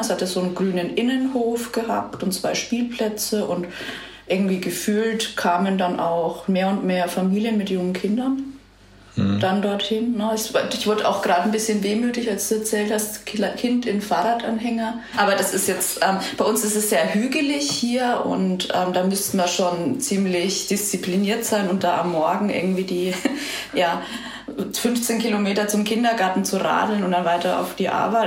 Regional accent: Birnfeld, Bavaria, Germany; moved away as an adult; also born or lived in Schweinfurt / Munich; Also geboren bin ich in Schweinfurt, aber ich, ich stamme aus Birnfeld

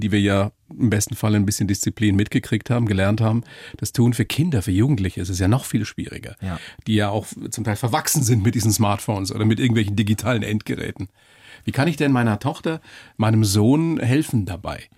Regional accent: Upper Palatinate, Bavaria, Germany; Ich bin ja selber Oberpfälzer

